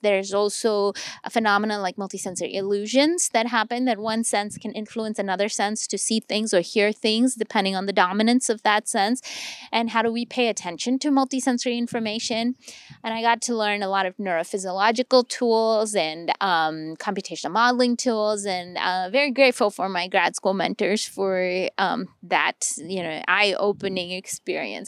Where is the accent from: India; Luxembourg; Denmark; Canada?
India; Delhi; moved away as an adult; now in United States; my hometown in Delhi